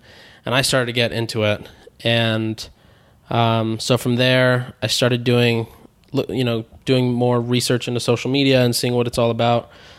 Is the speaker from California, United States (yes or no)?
yes; San Diego, California, United States; So I grew up in San Diego.